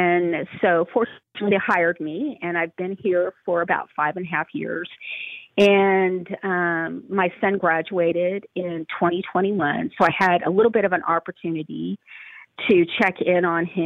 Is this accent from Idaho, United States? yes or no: yes; Twin Falls, Idaho, United States; moved away as an adult; also born or lived in Waco, Texas; I was raised Methodist in Twin Falls, Idaho